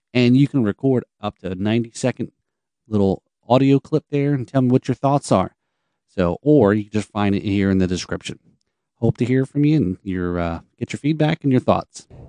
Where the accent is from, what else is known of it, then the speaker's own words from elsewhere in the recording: Northeast, United States; I grew up in the Northeast